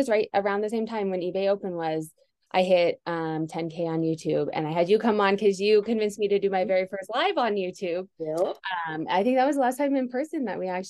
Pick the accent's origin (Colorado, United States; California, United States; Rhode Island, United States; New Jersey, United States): Colorado, United States; Denver; I'm from Denver, still live here